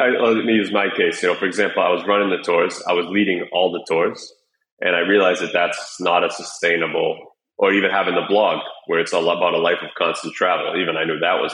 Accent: United States; moved away as an adult; my entire adult life without ever living in my home country

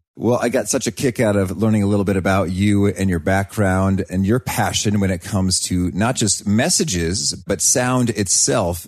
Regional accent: United States; as an American

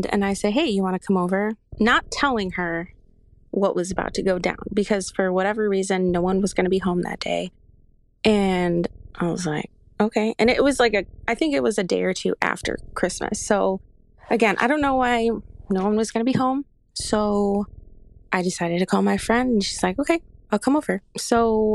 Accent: Chicago, Illinois, United States; Okay, so I am from Chicago.

